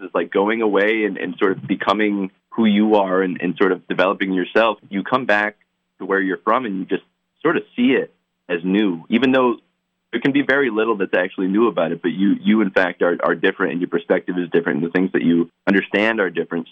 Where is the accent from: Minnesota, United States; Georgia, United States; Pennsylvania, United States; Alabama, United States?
Pennsylvania, United States; Lewisburg; we're both from Lewisburg, Pennsylvania